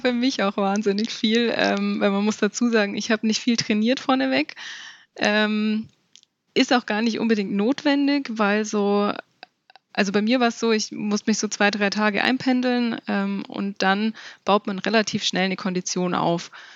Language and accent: German; Allgäu, Germany; bei uns im Allgäu